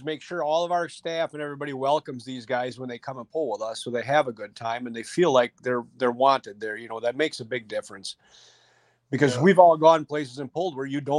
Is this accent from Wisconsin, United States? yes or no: yes; Wisconsin, United States; I'm from Sauk too